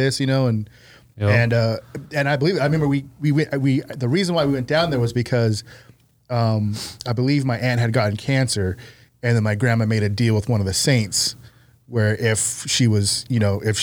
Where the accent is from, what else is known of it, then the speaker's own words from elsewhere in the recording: San Diego, California, United States; also born or lived in Long Beach / Albuquerque; I was born and raised in San Diego, Long Beach